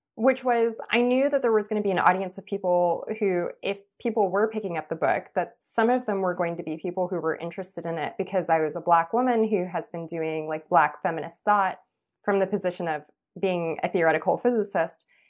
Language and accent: English; Los Angeles, California, United States; I grew up in East Los Angeles